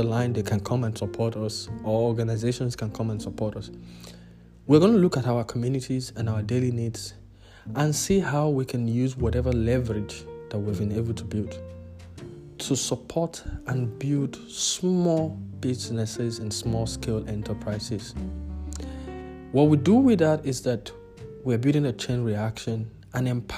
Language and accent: English; Nigeria; also born or lived in multiple countries in Africa; now in South Africa; as an African, as a Nigerian, who has lived across multiple countries in Africa, currently residing in South Africa.